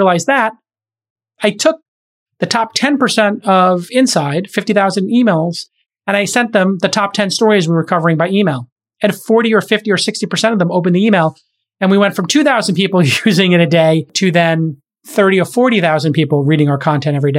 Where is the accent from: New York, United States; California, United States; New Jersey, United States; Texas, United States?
New York, United States; New York City; my hometown in Bay Ridge along 4th Avenue